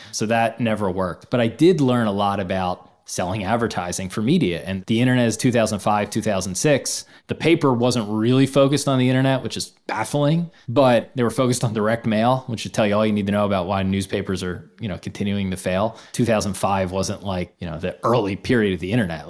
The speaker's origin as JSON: {"language": "English", "town": "Philadelphia", "region": "Pennsylvania", "country": "United States", "tie": "born or raised there", "said": "growing up in Philadelphia, huge Philadelphia sports fan"}